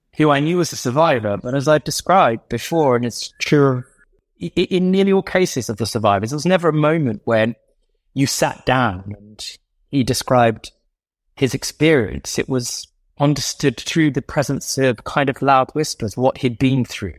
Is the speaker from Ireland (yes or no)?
no; London, United Kingdom; when I was growing up in Southgate Shaw, Southgate Cock Fosters